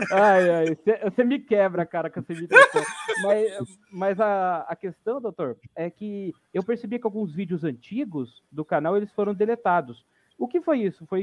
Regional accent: Campinas, São Paulo, Brazil; Porque eu sou campineiro. Se você pegar o, o trejeito de campineiro

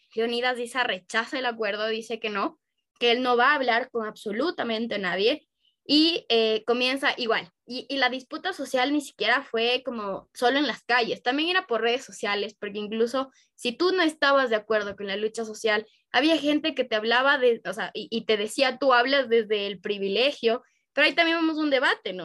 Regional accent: Ecuador; en Ecuador al menos nosotros ya teníamos una ideología demócrata cristiana

